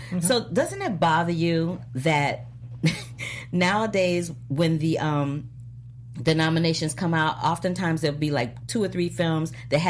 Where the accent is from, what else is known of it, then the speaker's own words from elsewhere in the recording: Missouri, United States; now in Los Angeles, United States; I'm from Missouri